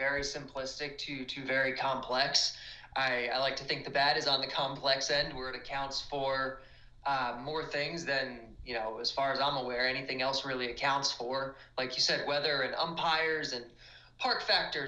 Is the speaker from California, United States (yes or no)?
no; New Jersey, United States; I grew up in New Jersey